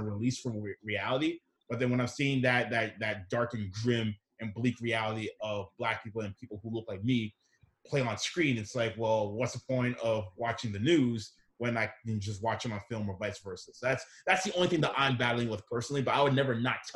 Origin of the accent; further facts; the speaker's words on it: Canada; I'm half Ghanaian, half Nigerian, born and raised in Canada